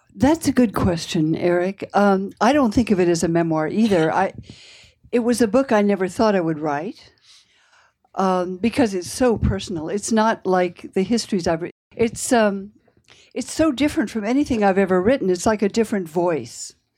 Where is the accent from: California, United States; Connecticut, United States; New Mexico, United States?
California, United States; Palo Alto; I grew up in what I said was the, the most boring town in the world. That's how it looked to me anyway. Um, it was in California, Palo Alto.